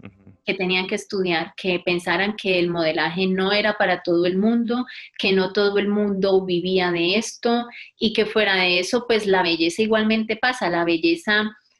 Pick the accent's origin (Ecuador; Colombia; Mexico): Colombia; Buga, Valle del Cauca; moved away as an adult; also born or lived in Buenos Aires, Argentina / Popayán, Colombia / Madrid, Spain; now in Catalonia, Spain; soy del Valle del Cauca, de Buga, y en este momento vivo en Cataluña.